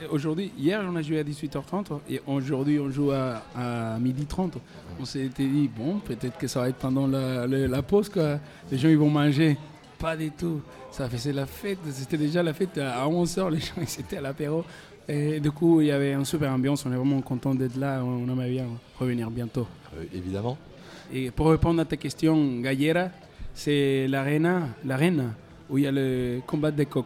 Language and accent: French; Maracaibo, Zulia, Venezuela; French is a second language; on avait besoin de faire nous-mêmes notre musique avec nos matos chez nous, au Maracaibo.